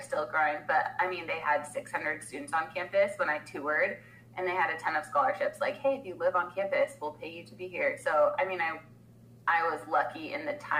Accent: Washington, United States; So I was born in Washington. That's where I grew up.

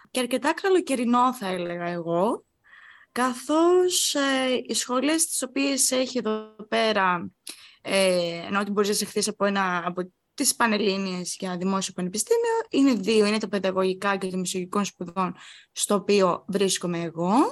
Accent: Heraklion, Crete, Greece; moved away as an adult; now in Rhodes, Greece; όπως είμαστε από το Ηρακλείο στην Κρήτη

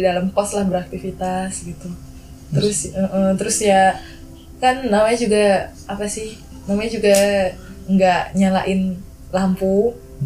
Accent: Bali, Indonesia; moved away as an adult; now in Yogyakarta, Indonesia; aku selama tinggal di Bali dari kecil sampai besar tinggal di Bali

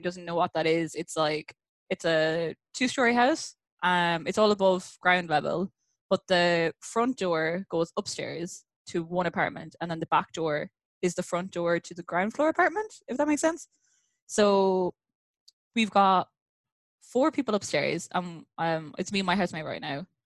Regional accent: Ireland; moved away as an adult; now in Vancouver, Canada; I'm originally from Ireland, and I've been in Vancouver since like 2016

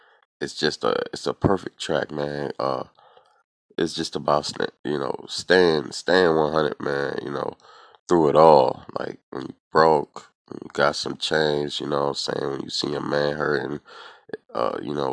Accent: New York City, New York, United States; I'm from Brooklyn, New York

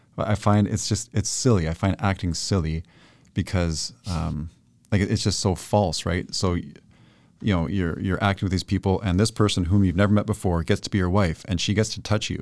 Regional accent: Toronto, Ontario, Canada; moved away as an adult; now in Chilliwack, Canada; born in East End, Scarborough, which is eastern suburb of Toronto. I spent the first twenty years of my life there

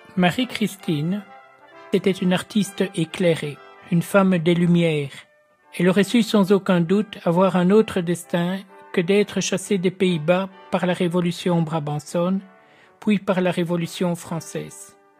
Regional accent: Ardennes, Wallonia, Belgium; moved away; je suis né en Ardennes, mais je venais à la Laken régulièrement avec ma grande tante

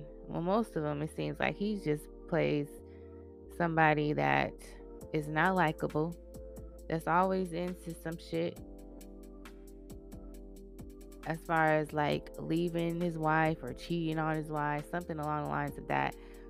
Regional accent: Arizona, United States; my home state

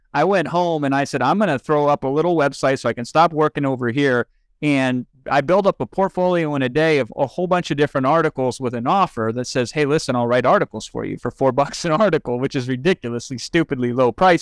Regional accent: Iowa, United States; moved away as an adult; also born or lived in California; now in Los Angeles, United States; I moved out there from Iowa, but born in eighty-three. So I lived a majority of my life thus far in Iowa

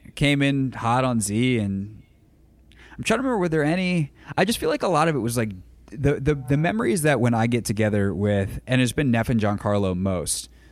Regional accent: Greenville, South Carolina, United States; back in Greenville, South Carolina, my hometown

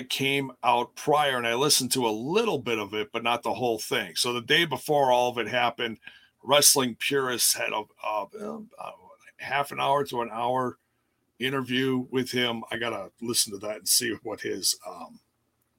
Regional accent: Milwaukee, Wisconsin, United States; I'm from Milwaukee.

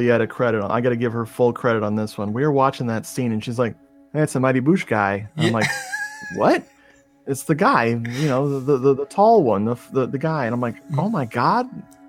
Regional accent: United States; I know everything about England because I'm American.

